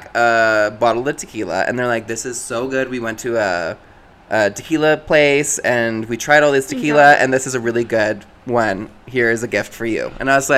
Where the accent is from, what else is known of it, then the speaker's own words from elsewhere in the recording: Alberta, Canada; We're from Alberta. We start drinking at a very young age